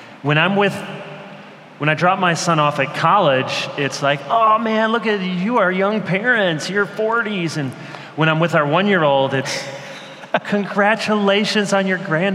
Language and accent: English; Michigan, United States; moved away as an adult; also born or lived in Chicago, Illinois; now in North Carolina, United States; I was born in Chicago, but I spent almost all my life in Michigan.